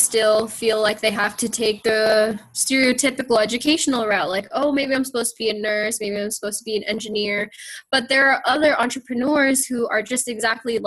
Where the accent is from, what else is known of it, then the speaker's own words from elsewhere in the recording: United States; me being Filipino American